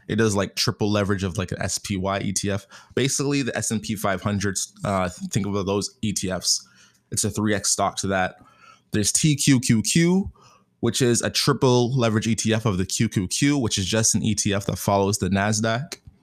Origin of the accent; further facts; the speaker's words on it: Canada; I'm Canadian.